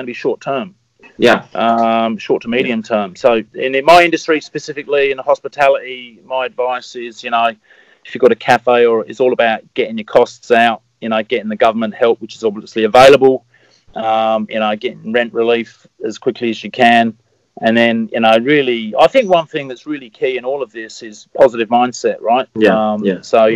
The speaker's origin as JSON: {"language": "English", "town": "Eastbourne", "region": "South East England", "country": "United Kingdom", "tie": "born or raised there", "said": "I grew up in Eastbourne"}